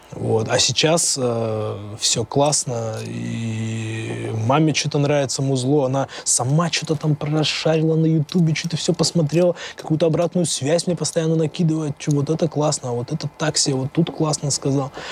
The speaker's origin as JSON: {"language": "Russian", "town": "Tyumen", "region": "Tyumen Oblast", "country": "Russia", "said": "из моей братвы из Тюмени, с этого района"}